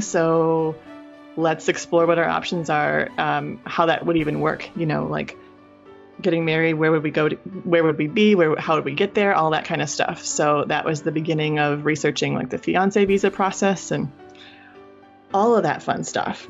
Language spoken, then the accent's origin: English; Michigan, United States; moved away; I'm from Michigan. I lived in Michigan my whole life from childhood through university